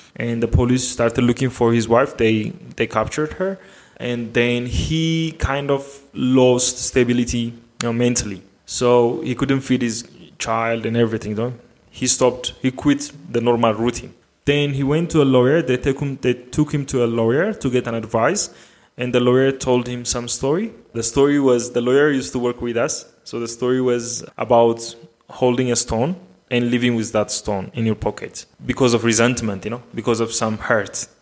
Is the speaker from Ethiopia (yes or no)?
yes; Addis Ababa, Ethiopia; I am from Addis Ababa, Ethiopia